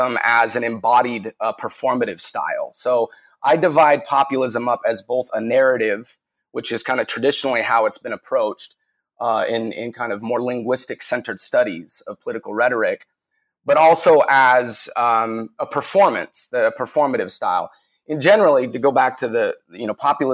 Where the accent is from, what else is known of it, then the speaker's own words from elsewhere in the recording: Salt Lake City, Utah, United States; moved away as an adult; also born or lived in San Diego; I grew up in Salt Lake City, Utah